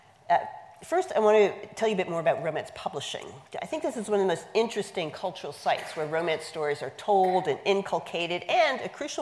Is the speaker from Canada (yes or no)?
yes; Canada; now in United States; I'm Canadian by birth. I was born and raised in Canada.